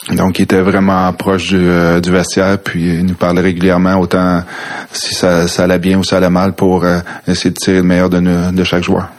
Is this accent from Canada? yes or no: yes; Quebec City, Quebec, Canada; Moi, je viens de Québec. J'ai grandi à Québec, oui, à Villevanie